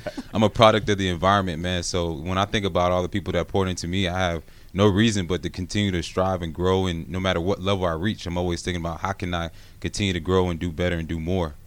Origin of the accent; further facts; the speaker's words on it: Gwinnett, Georgia, United States; growing up in Gwinnett, going to Brookwood House, uh, High School